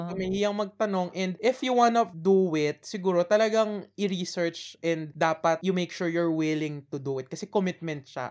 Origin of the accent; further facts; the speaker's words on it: Philippines; moved away as an adult; now in Australia; umuwi ako sa Pilipinas